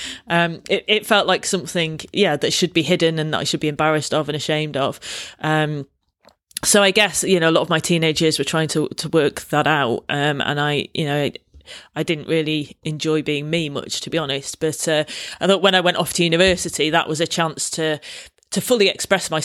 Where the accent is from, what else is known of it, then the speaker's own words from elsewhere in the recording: Manchester, North West England, United Kingdom; accent: Mancunian; moved away as an adult; also born or lived in London; I grew up in Manchester, went to university in London, and having a strong Mancunian accent